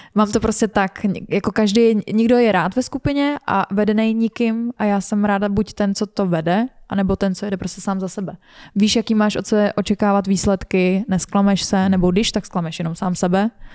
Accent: Czechia

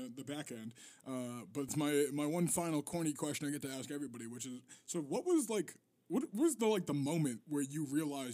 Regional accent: Gloucester, Massachusetts, United States; I grew up here in Gloucester, Massachusetts

